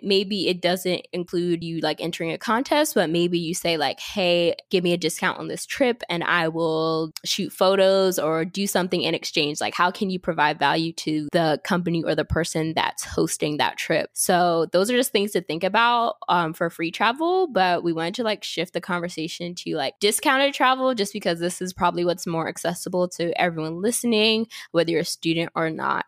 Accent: York, Pennsylvania, United States; moved away; I'm from Pennsylvania, but I actually lived in York, which is like five hours from Pittsburgh

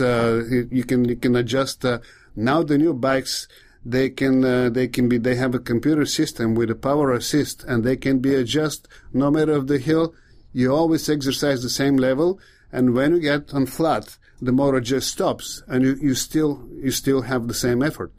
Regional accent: Bulgaria; English is a second language; moved away; I'm from Bulgaria

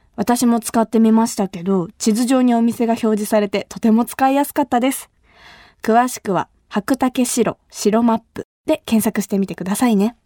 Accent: Kumamoto, Japan; accent: Kumamoto dialect; 私が生まれ育った熊本

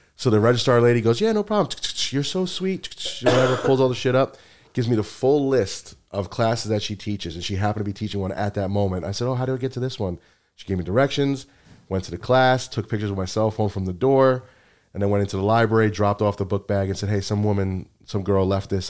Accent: North Bergen, New Jersey, United States; now in Connecticut, United States; I grew up in North Bergen, Jersey City, that area, Hudson County

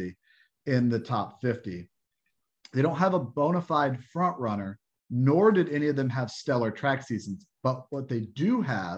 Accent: Fort Wayne, Indiana, United States; I grew up in Fort Wayne

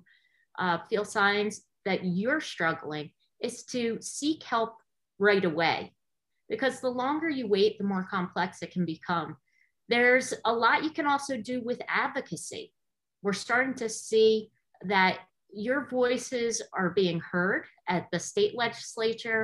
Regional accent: New Jersey, United States; I grew up in New Jersey, and I was a public school teacher here for 14 years

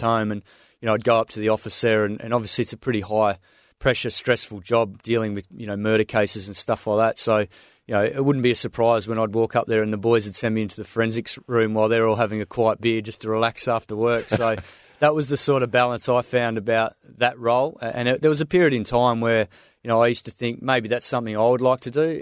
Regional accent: Swan Valley, Western Australia, Australia; moved away as an adult; also born or lived in Herne Hill; now in New South Wales, Australia; I grew up out there in the Swan Valley. Had a fantastic uh, childhood out in the farm

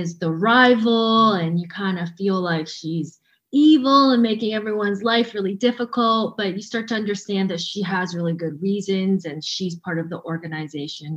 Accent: Vancouver, British Columbia, Canada; now in Toronto, Canada; And I grew up in Vancouver. I live in Toronto.

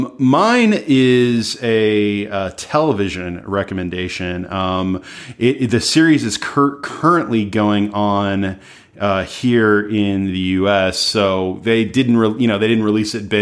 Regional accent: United States; as an American

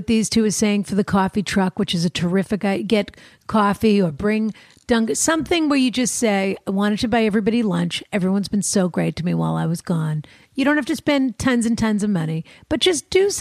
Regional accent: Boston, Massachusetts, United States; coming from Boston and being a Bostonian

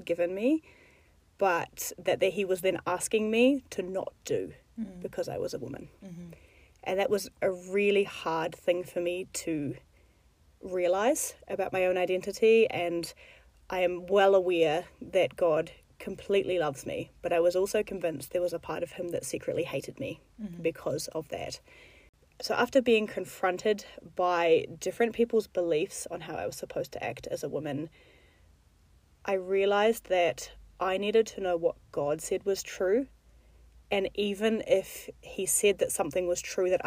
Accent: New Zealand; moved away as an adult; now in Middle East; I'm from New Zealand.

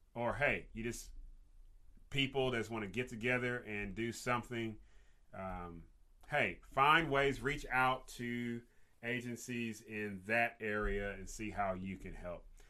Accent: Kentucky, United States; live in my home state of Kentucky

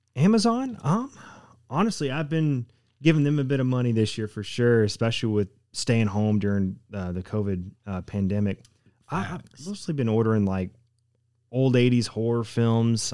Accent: Knoxville, Tennessee, United States; moved away as an adult; now in Oshkosh, United States; being from East Tennessee and uh, I was born and raised in Knoxville, so y'all could probably tell my accent pretty quickly

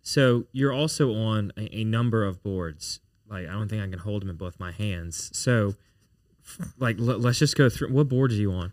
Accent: Baton Rouge, Louisiana, United States; I was born and raised in Baton Rouge

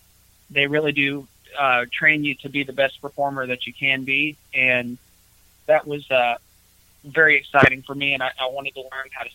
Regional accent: Atlanta, Georgia, United States; moved away; I'm from Atlanta. I'm actually from Atlanta, Georgia.

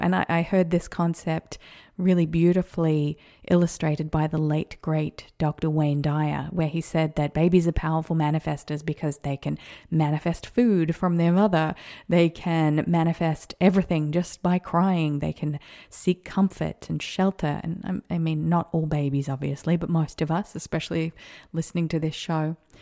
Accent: Australia; also born or lived in America; now in United States; an Australian living in America

